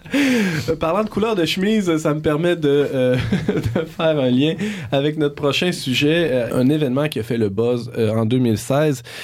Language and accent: French; La Pocatière, Quebec, Canada; sur le bord de l'autoroute 20 à l'Apocatia, mon village natal, qui est magnifique.